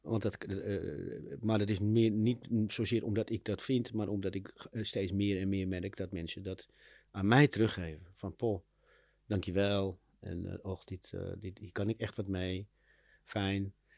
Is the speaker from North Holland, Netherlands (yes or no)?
yes; Amsterdam, North Holland, Netherlands; ik ben in Amsterdam opgegroeid in de Wijsgerenbuurt.